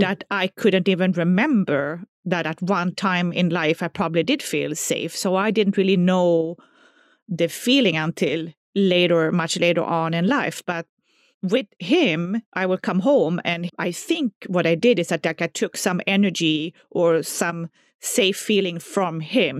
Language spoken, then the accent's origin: English; southern Sweden, Sweden; English is a second language; moved away; Well, I grew up in southern Sweden, so, you know, everybody by now can hear my accent, so they know I'm not from America.